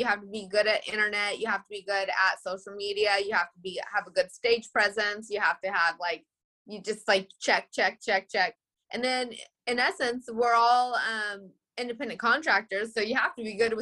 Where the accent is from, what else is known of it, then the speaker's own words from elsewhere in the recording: California, United States; accent: like a Canadian accent with a little bit of twang; also born or lived in Philadelphia; now in New York, United States; I'm originally from California, but I live in New York